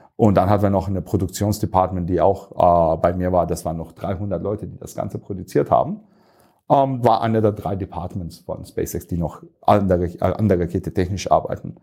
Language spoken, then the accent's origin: German; Turkey; moved away as an adult; also born or lived in United States; now in Munich, Germany; ich bin gebürtiger Türke, aber irgendwann mal mit 18 hat es mich nach München gebracht